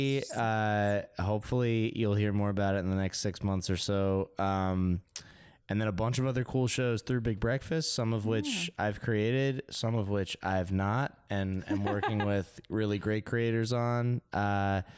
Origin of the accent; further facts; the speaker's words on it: Westport, Connecticut, United States; moved away as an adult; also born or lived in Baltimore / New York; now in Los Angeles, United States; I'm from Westport, Connecticut, originally.